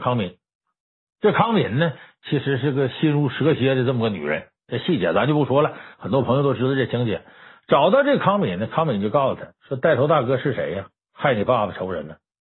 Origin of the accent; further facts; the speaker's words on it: Northeast China, China; 我作为东北人，我从小在东北长大